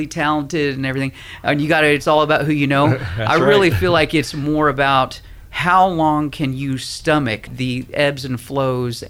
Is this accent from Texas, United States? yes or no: yes; Houston, Texas, United States; moved away; also born or lived in Southern California; I'm originally from Houston, Texas